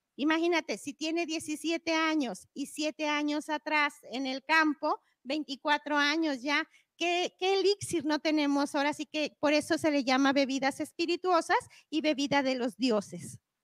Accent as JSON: {"language": "Spanish", "region": "Guanajuato", "country": "Mexico", "said": "soy chef y soy cocinera tradicional del estado de Guanajuato"}